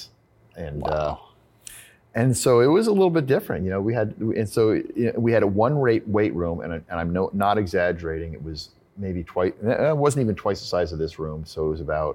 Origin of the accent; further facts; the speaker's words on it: State College, Pennsylvania, United States; moved away as an adult; also born or lived in Ithaca, New York; Growing up in State College, Pennsylvania